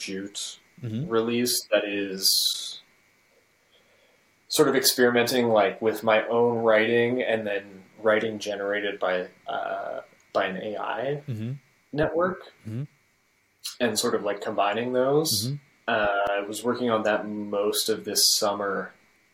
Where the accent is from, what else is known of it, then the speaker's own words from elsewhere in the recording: Calgary, Alberta, Canada; moved away as an adult; also born or lived in Vancouver; now in Montreal, Canada; Calgary, my hometown, when I was in high school